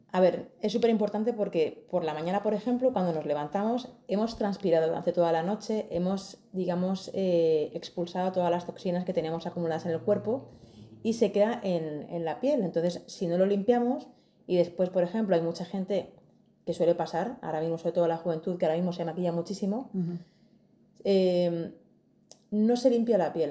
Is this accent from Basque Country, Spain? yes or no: no; Madrid, Community of Madrid, Spain; Soy de Madrid